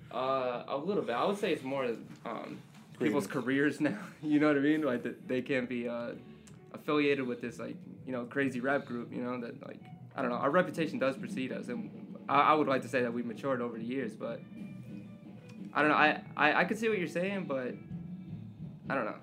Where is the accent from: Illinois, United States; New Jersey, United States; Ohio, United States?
New Jersey, United States; Jersey City; I grew up in Jersey City my whole life